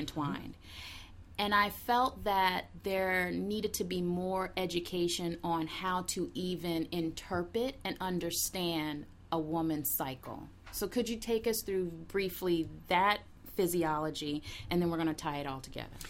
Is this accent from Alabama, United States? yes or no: yes; Huntsville, Alabama, United States; moved away as an adult; also born or lived in Loma Linda, California; now in Washington, D.C., United States; we grew up together in the South in Huntsville